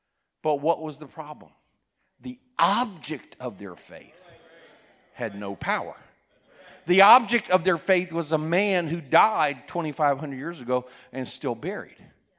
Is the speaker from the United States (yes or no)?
no; South Korea; For example, I was raised in Korea. My parents were missionaries. At that time, Korea was a very poor country.